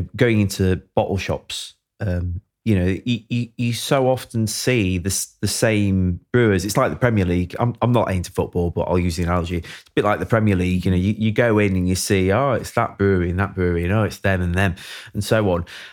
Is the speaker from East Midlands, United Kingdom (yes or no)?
no; Sheffield, Yorkshire and the Humber, United Kingdom; I'm from Sheffield